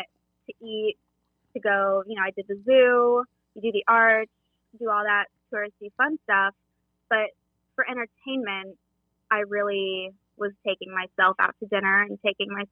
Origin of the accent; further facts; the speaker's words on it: the South, United States; moved away as an adult; now in St. Louis, United States; I was born and raised in the South, and I didn't have plans to leave